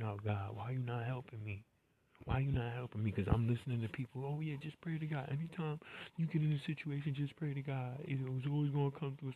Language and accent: English; New York City, New York, United States; I'm from New York City, and was there when that happened